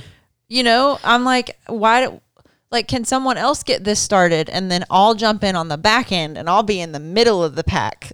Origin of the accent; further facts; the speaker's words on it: United States; I'm proud to be an American, I'm an American